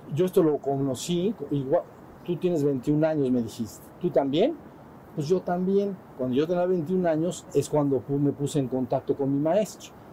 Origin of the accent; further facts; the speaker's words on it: Mexico; somos mexicanos